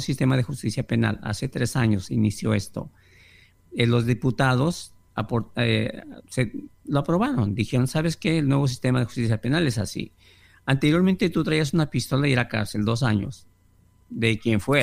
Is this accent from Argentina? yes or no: no; Mexico; now in California, United States; Soy mexicano